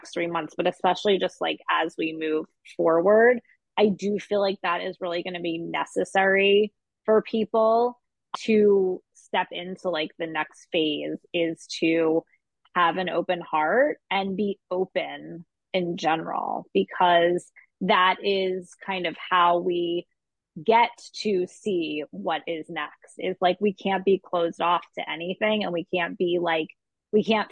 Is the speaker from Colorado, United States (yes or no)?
no; Philadelphia, Pennsylvania, United States; growing up in Philadelphia